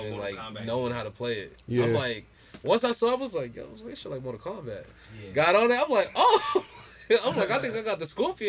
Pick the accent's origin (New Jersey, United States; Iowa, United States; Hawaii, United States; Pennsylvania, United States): New Jersey, United States; Jersey City; I'm from Jersey City, man. Like